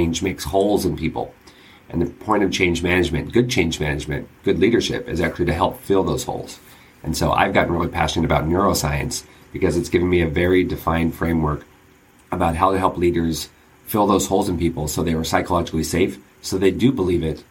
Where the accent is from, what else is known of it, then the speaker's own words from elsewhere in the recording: San Diego, California, United States; I grew up in San Diego